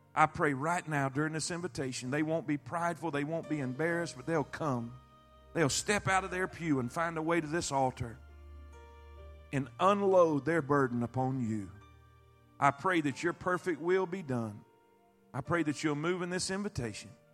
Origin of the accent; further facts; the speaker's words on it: Florida, United States; I grew up in Florida my whole life